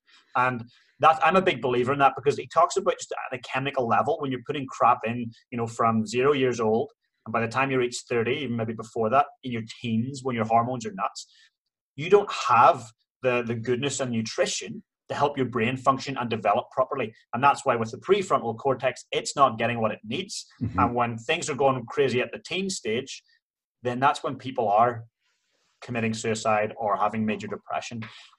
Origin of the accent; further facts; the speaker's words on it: Ireland; Ireland was the same. Like, we are the home of potatoes